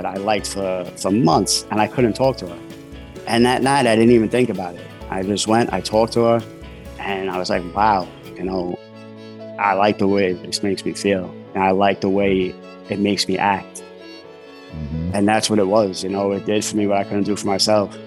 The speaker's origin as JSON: {"language": "English", "town": "New York City", "region": "New York", "country": "United States", "tie": "born or raised there", "said": "I grew up in Brooklyn, New York."}